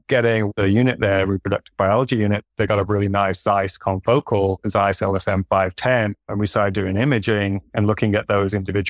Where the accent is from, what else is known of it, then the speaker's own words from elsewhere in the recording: Saudi Arabia; now in United States; And for me, I grew up in Saudi Arabia, actually.